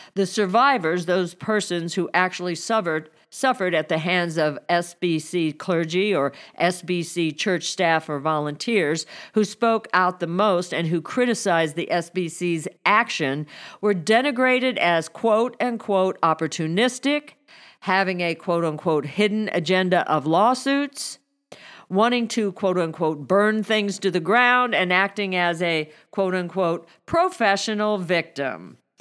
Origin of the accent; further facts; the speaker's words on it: Missouri, United States; my home state of Missouri